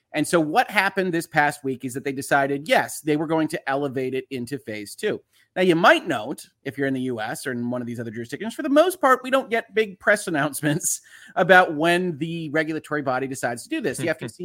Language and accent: English; United States; I'm an American lawyer. I have to give that disclosure. I'm not operating in the UK.